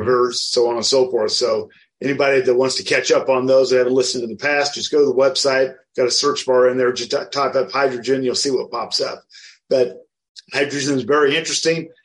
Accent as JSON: {"language": "English", "area": "outside of Wichita", "region": "Kansas", "country": "United States", "tie": "born or raised there", "said": "I grew up outside of Wichita, Kansas."}